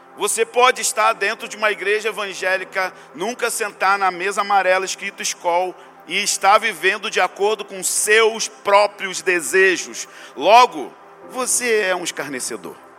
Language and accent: Portuguese; Rio de Janeiro, Brazil; como eu sou brasileiro e carioca